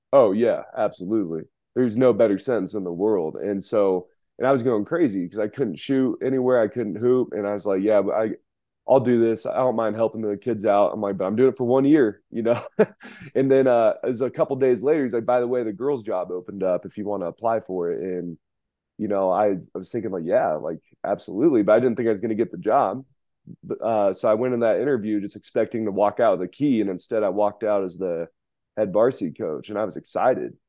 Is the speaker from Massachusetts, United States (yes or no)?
no; Reno, Nevada, United States; born and raised in Reno, Nevada